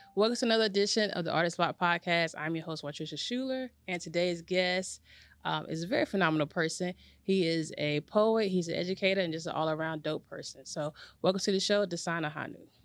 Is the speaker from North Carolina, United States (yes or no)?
yes; Garner, North Carolina, United States; I'm from Garner.